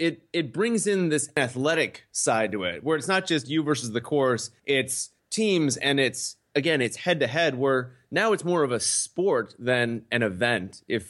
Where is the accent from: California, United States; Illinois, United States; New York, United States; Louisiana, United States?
Illinois, United States; Chicago; you know, I'm from Chicago. We're from Chicago. The Chicago Bulls.